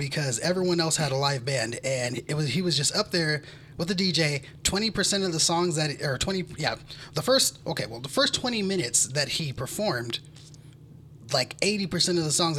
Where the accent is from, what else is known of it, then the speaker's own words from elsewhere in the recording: California, United States; I'm from California.